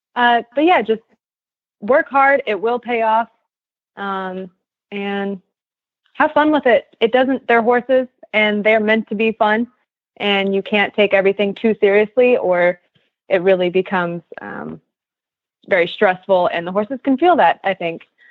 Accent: Kansas, United States; moved away; I'm from Kansas

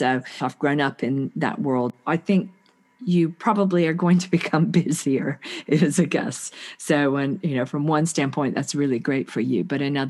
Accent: United States; because I'm from the States, you know, you have to pay for your health care

